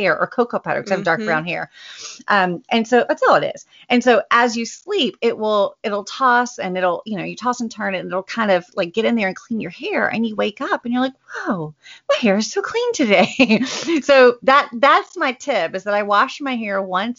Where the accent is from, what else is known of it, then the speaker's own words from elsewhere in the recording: the South, United States; I'm a Southerner